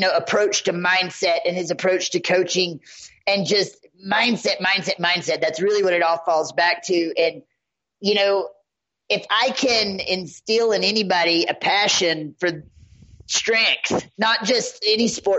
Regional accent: the South, United States; moved away; I'm a Southerner

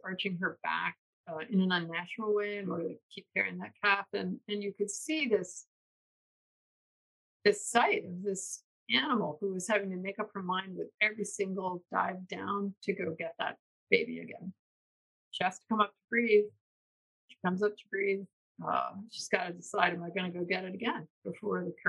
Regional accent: New York, United States; moved away as an adult; I'm from the East Coast, New York. And when I came out here in 1992

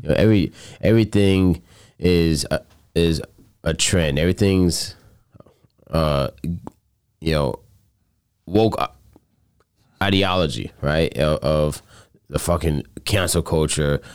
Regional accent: Coral Springs, Florida, United States; moved away; I'm originally from Coral Springs, Florida

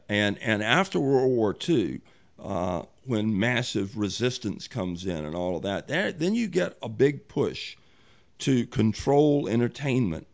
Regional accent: Richmond, Virginia, United States; also born or lived in Chesterfield County, Virginia; when I grew up in Richmond, you had to do something to know black people.

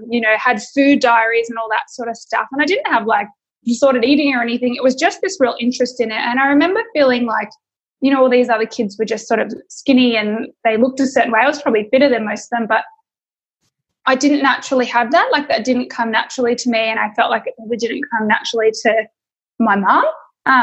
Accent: Sydney, New South Wales, Australia; also born or lived in Victoria; So I was born in Victoria, in sort of rural Melbourne, rural Victoria, I should say. And I moved up to Sydney for my dad's work.

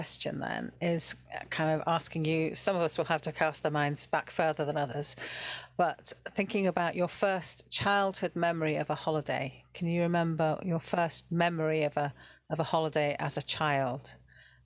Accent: England, United Kingdom; also born or lived in Switzerland; I am English

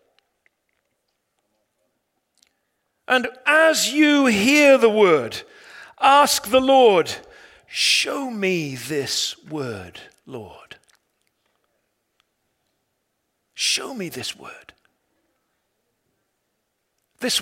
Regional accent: England, United Kingdom; I'm an Englishman

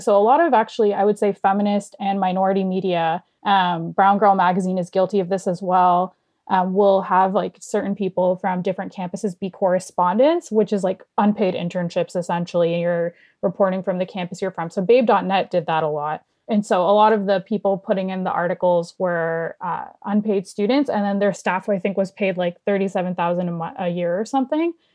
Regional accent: Toronto, Ontario, Canada; I'm not from New York, but I'm from Toronto

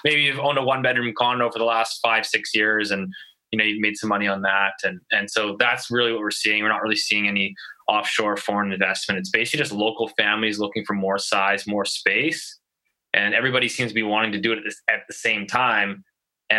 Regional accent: Richmond, British Columbia, Canada; now in Vancouver, Canada; I grew up in Richmond, so I still get some stuff there.

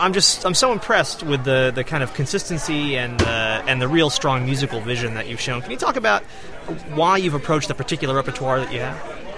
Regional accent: Lenox, Massachusetts, United States; moved away; also born or lived in Rochester, New York; For the last 2 years, I've been going to my hometown of Lenox, Massachusetts

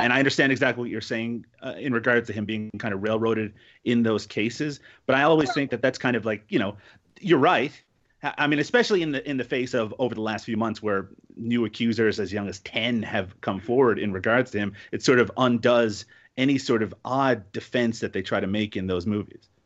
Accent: Canada; I'm Canadian

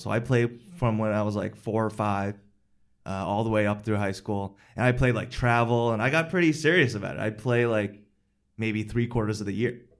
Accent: Westchester, New York, United States; I grew up in Westchester, which is a suburb of New York City

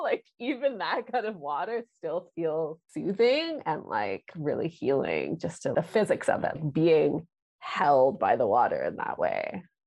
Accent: Kingston, Ontario, Canada; now in Toronto, Canada; I grew up in Kingston, Ontario

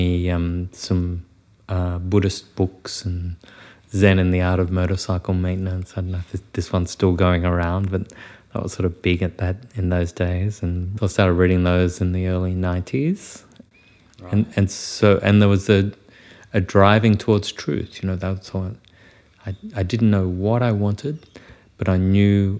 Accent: Wagga Wagga, New South Wales, Australia; moved away as an adult; I was born in Wagga Wagga and grew up in a small farming community just north of Wagga.

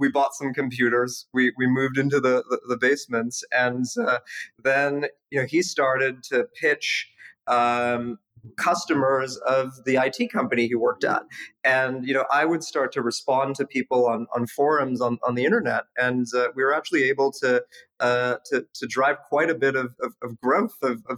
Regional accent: Canada; I mean, Canada was incredible. My parents moved there in the 80s, you know, during the Civil War, and they just wanted me to have access to a good education. So, you know, just like every good Canadian kid, I played ice hockey growing up

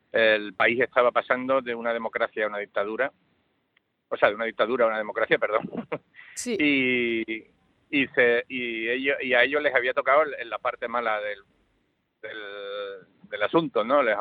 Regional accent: Andalusia, Spain; premiar a un equipo que la mayor parte somos andaluces y, muchos vivimos en Sevilla que llevamos trabajando 20 años juntos.

